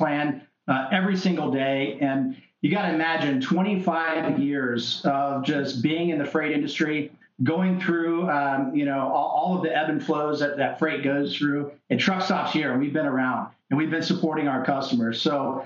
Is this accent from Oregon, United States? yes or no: no; Tampa, Florida, United States; I'm from Tampa Bay